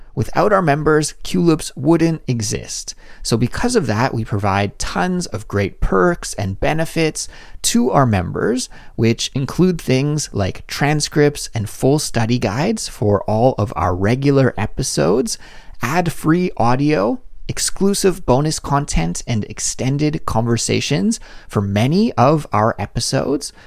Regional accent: Canada; now in South Korea; my life as a Canadian living abroad in South Korea

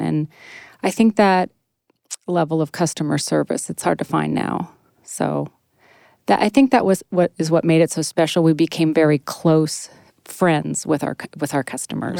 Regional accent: Northern California, United States; moved away as an adult; also born or lived in Sacramento / San Francisco; now in Maine, United States; in Maine, but I'm from Northern California

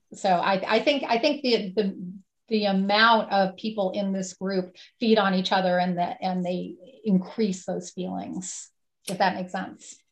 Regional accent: Woodstock, New York, United States; my hometown on November 5th um, in Woodstock, New York.

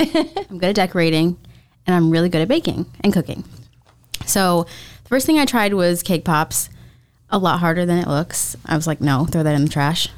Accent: Florida, United States; I was born and raised in Florida

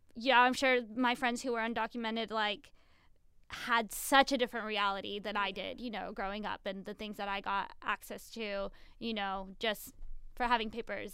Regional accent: Arizona, United States; I'm from Arizona

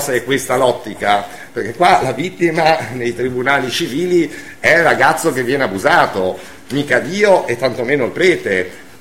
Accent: Savona, Liguria, Italy; io sono di Savona

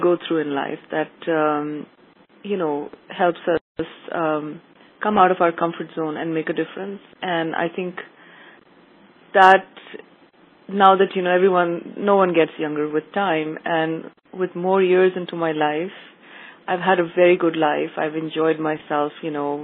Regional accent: Pakistan; moved away; also born or lived in Monaco / United Arab Emirates; I grew up in Pakistan

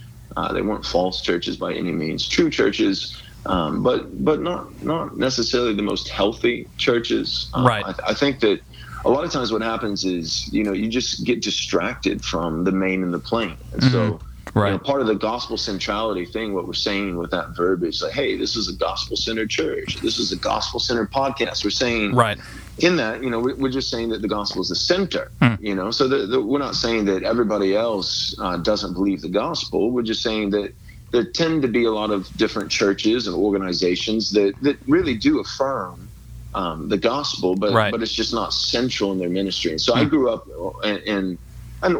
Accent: Texas, United States; accent: Southern; I have an accent that was cultivated in the fires of shame from being a Texan, wanting to be taken seriously by the liberals in California. So I tried very hard to get rid of my Southern accent

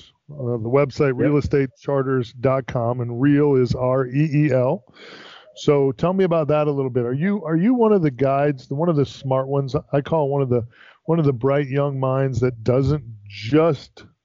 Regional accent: Florida, United States; I'm born and raised in Florida

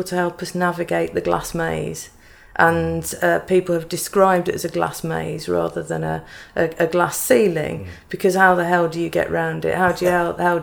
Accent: Black Country, West Midlands, United Kingdom; I'm from the Black Country too

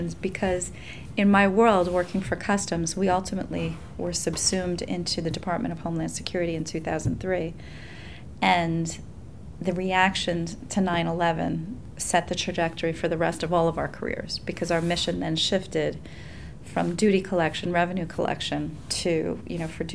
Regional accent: New York City, New York, United States; also born or lived in Staten Island; growing up in New York City, living in Staten Island

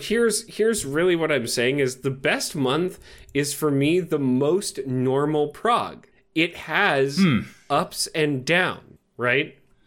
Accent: England, United Kingdom; But, you know, I'm an English person, not from Australia.

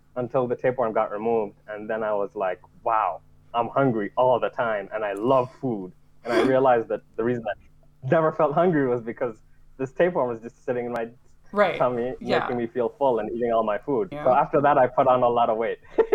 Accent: Nigeria; born there; I was born in Nigeria, and it's fairly common in Nigeria.

